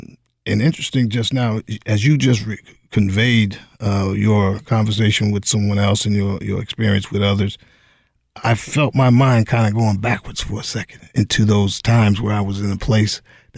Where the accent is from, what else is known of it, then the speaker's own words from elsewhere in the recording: Highland Falls, New York, United States; I was born and raised over in Highland Falls, New York, joined the military in 1984, went off to El Paso, Texas for my basic training, and then ultimately served 30 years. Upon retiring, I returned back home